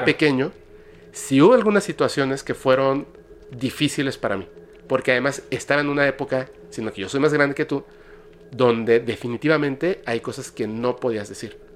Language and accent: Spanish; Mexico; yo como mexicano